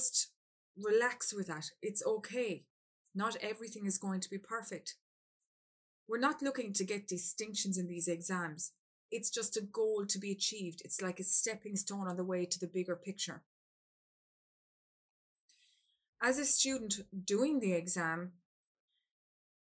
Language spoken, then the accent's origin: English; Ireland; I'm from Ireland